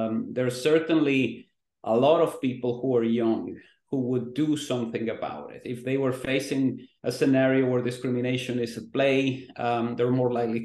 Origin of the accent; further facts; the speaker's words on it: Mexico; now in Vancouver, Canada; I grew up in Mexico